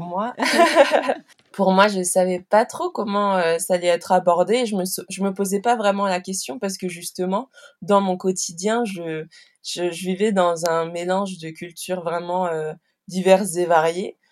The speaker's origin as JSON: {"language": "French", "town": "Chartres", "region": "Centre-Val de Loire", "country": "France", "tie": "born or raised there", "also_born_or_lived": "Normandy", "said": "j'ai vraiment passé la majorité de, de mon enfance en, ben, dans l'agglomération chartraine, dans la région centre"}